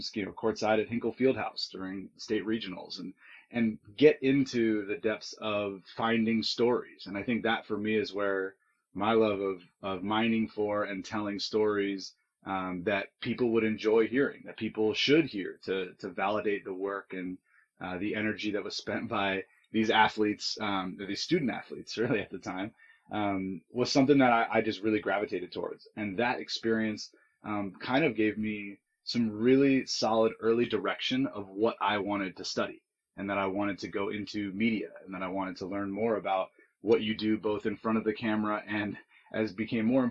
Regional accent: Central Indiana, United States; also born or lived in Brooklyn; I grew up in Central Indiana. My family was originally from Brooklyn, and we came to Indiana for my dad's work

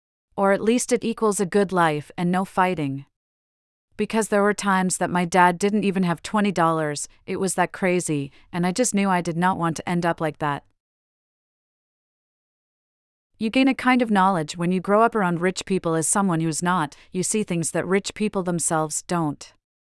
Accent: New York, United States; I grew up in Yorkville, which is much nicer now, but at the time it was very working class, it was still affordable

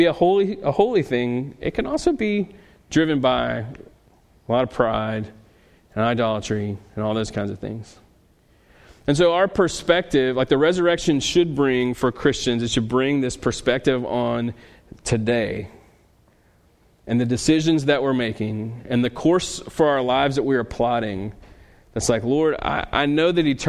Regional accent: Louisiana, United States; I'm from Louisiana

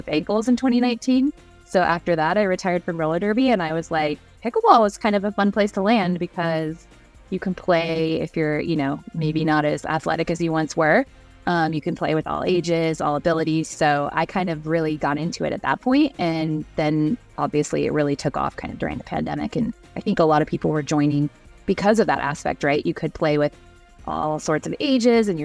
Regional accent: Seattle, Washington, United States; now in Utah, United States; I'm actually from Seattle originally, which of course is where pickleball was invented. So I grew up playing in like PE

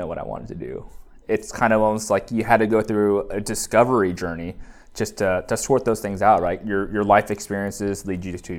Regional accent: Bay Area, California, United States; born and raised in the Bay Area, lived here all my life

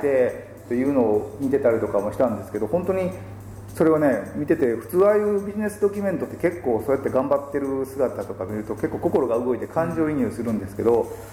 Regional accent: Kanagawa, Japan; 地元の湘南

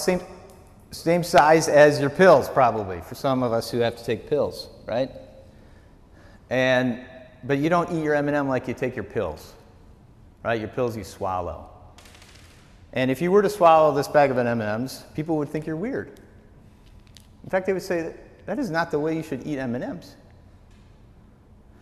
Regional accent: Wisconsin, United States; moved away; growing up in Wisconsin, growing up on the farm

